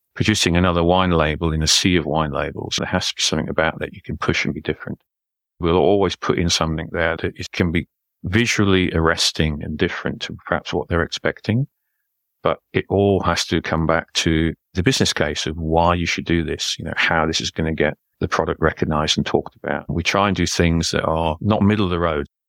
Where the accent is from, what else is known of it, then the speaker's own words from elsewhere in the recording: Newcastle upon Tyne, North East England, United Kingdom; Well, I'm a Geordie, so that's what they call somebody who comes from Newcastle upon Tyne, which is in the northeast of England.